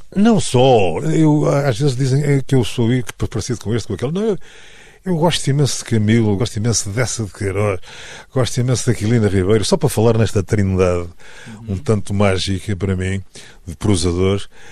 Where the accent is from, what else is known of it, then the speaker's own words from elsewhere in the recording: Tomar, Centro, Portugal; a minha terra natal é Tomar